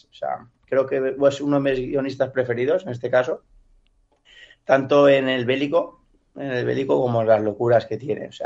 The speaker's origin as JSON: {"language": "Spanish", "region": "Valencian Community", "country": "Spain", "said": "un domingo, como valenciano, en la paella, eh, mi padre sacó el tema"}